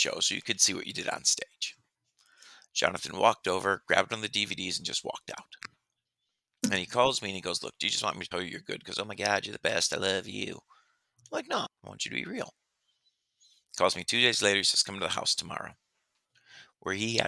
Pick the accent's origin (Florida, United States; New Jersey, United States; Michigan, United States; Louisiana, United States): Michigan, United States; Detroit; moved away as an adult; also born or lived in New Orleans; now in Las Vegas, United States; I grew up in Detroit